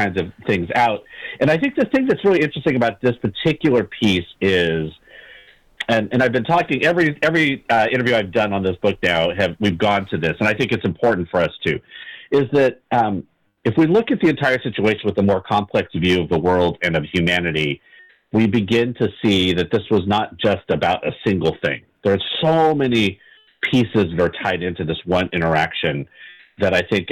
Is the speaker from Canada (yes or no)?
no; California, United States; growing up in California and in the West Coast